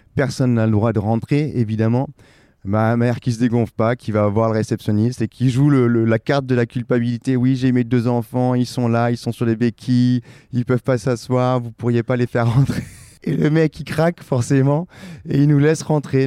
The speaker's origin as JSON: {"language": "French", "town": "Perpignan", "region": "Occitania", "country": "France", "tie": "born or raised there", "said": "je suis originaire de Perpignan, j'ai grandi à Perpignan"}